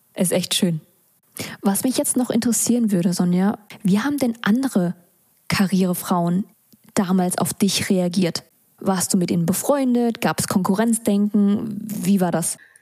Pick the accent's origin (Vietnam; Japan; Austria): Vietnam; für mich als Vietnamesin und Arbeiterkind